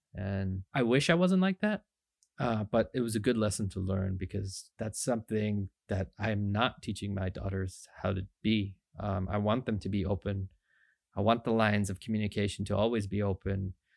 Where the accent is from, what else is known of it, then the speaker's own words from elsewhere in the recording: Markham, Ontario, Canada; also born or lived in Scarborough, Ontario; we lived in Markham, Ontario. I was born in Scarborough, but we moved really early on, went to Markham, Ontario